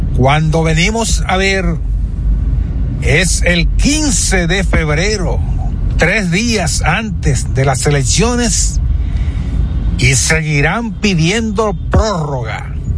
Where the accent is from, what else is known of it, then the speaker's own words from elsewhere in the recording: Dominican Republic; somos dominicanos